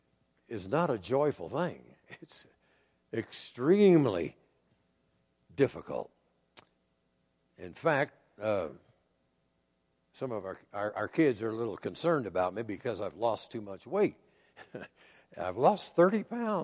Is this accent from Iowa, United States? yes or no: yes; Iowa, United States; I grew up in Iowa, which is a farm state